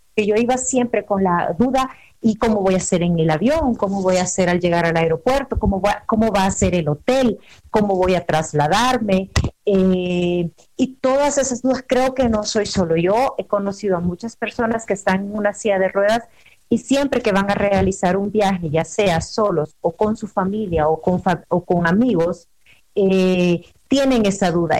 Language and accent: Spanish; El Salvador; moved away as an adult; now in Puebla, Mexico; yo soy salvadoreña, eh, resido en México desde hace tres años